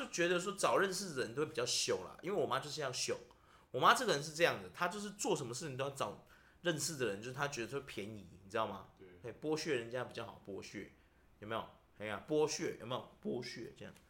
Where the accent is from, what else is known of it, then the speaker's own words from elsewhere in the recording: Taiwan; 我们台湾人